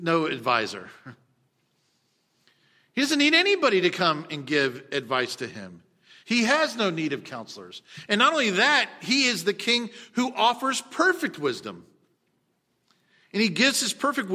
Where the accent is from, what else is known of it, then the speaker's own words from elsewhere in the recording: United States; we as American Christians